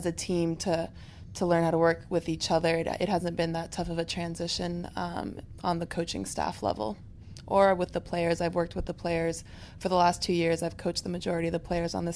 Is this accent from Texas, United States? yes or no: no; Palo Alto, California, United States; also born or lived in Riverside, California / Colorado Springs, Colorado; I am a Bay Area native. I grew up in Palo Alto and went to Gunn High School